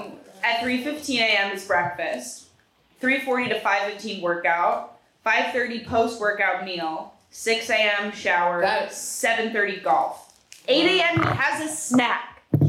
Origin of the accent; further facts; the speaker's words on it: New Jersey, United States; I'm from Jersey